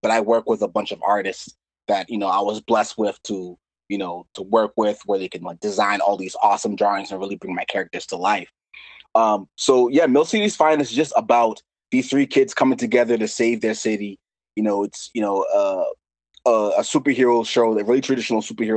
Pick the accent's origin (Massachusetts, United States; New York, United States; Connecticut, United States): Massachusetts, United States; Lowell; I was born and raised in Lowell, Massachusetts.